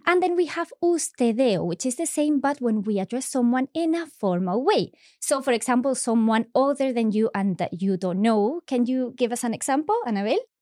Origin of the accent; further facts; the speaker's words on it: Seville, Andalusia, Spain; we are both from Spain. I'm from Sevilla